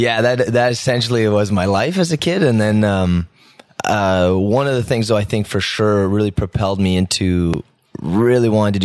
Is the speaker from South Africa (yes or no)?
no; Ottawa, Ontario, Canada; Yeah, born and raised in the South End.